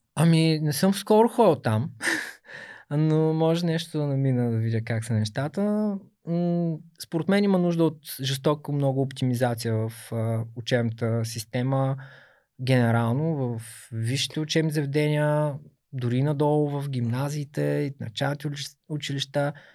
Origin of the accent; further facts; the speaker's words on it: Burgas, Burgas Province, Bulgaria; От пети клас математическа гимназия. Аз съм от Бургас